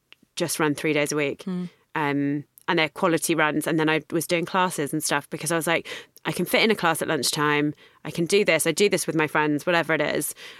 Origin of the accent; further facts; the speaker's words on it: London, United Kingdom; because I'm from London